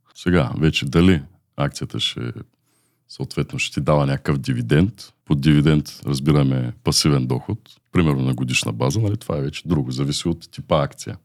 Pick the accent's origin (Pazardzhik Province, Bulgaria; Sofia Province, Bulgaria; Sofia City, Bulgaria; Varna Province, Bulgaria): Varna Province, Bulgaria; Aksakovo; От Варна съм родом, израснал съм в град Аксаково.